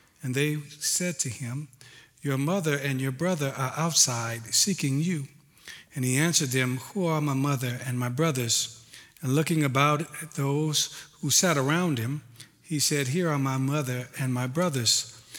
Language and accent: English; Oakland, California, United States; now in Pacific Northwest, United States; For me, I am a transplant from East Oakland. My wife and I came here some 17 years ago.